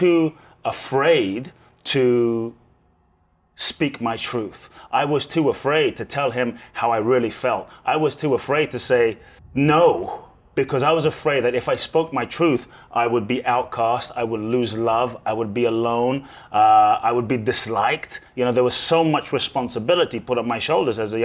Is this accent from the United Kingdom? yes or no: yes; London, United Kingdom; also born or lived in Ghana; I was born in Ghana, West Africa. My father's from Ghana, my mother's Japanese. I grew up in London